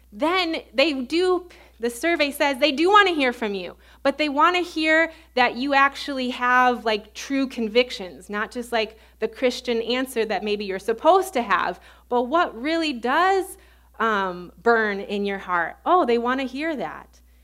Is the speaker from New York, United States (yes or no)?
no; suburbs of Chicago, Illinois, United States; accent: Midwestern; moved away as an adult; also born or lived in Baton Rouge, Louisiana; I grew up in the suburbs of Chicago, so I have a very Midwestern accent.